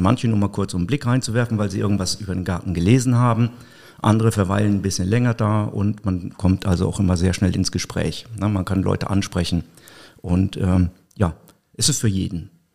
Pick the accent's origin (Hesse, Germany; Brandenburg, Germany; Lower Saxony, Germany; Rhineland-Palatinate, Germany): Rhineland-Palatinate, Germany; Mayen; moved away as an adult; now in Koblenz, Germany; Ich komme gebürtig aus Mayen, bin äh, vor drei Jahren nach Koblenz gezogen